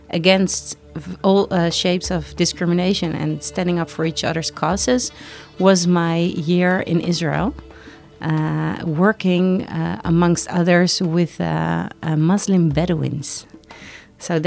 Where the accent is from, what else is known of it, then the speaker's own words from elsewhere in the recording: Amsterdam, North Holland, Netherlands; I'm from Amsterdam, the Netherlands.